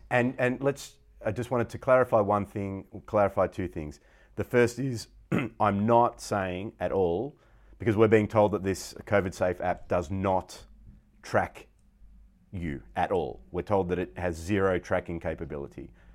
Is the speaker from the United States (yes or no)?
no; Victoria, Australia; I was Australian. Not that I'm nationalist at all, but in the sense of my identity, I was born in Australia.